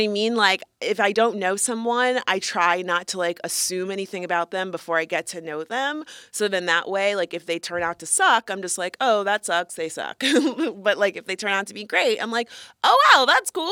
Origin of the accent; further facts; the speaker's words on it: Florida, United States; moved away; I am a Florida woman. Singular, excuse me. Um, we are both originally from Florida